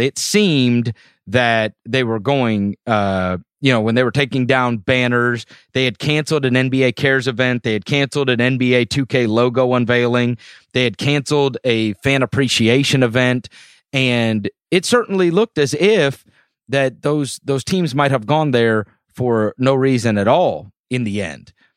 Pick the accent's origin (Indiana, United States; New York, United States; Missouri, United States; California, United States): Missouri, United States; St. Louis; moved away; I am a Cardinals fan as I grew up in Saint Louis